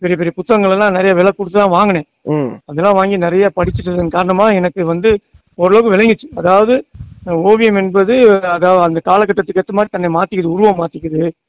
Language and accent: Tamil; Madurai, Tamil Nadu, India; நான் மதுரை சார்ந்தவன் ஆயிரத்தி தொள்ளாயிரத்தி அறுபதுல மதுரையில பிறந்தேன்